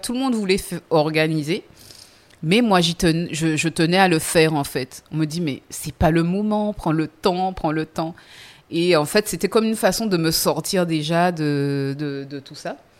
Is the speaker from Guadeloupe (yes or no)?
yes; Les Abymes, Guadeloupe; also born or lived in Vieux-Habitants; je suis née aux Abîmes